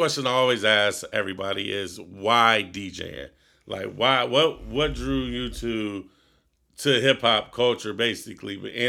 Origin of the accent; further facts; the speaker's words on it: Ohio, United States; I grew up in North Ohio.